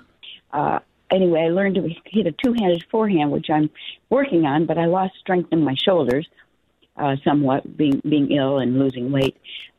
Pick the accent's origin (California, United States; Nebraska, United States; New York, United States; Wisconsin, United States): California, United States; Palm Springs; Palm Springs.